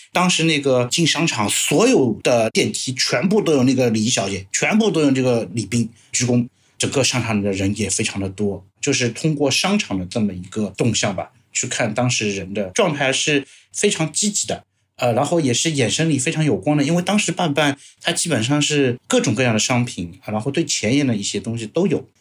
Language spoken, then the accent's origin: Chinese; Shanghai, China; 我是上海人